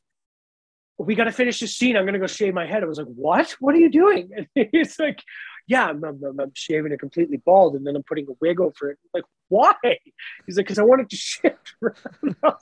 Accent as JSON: {"language": "English", "region": "Nova Scotia", "country": "Canada", "tie": "born or raised there", "said": "I grew up in Nova Scotia."}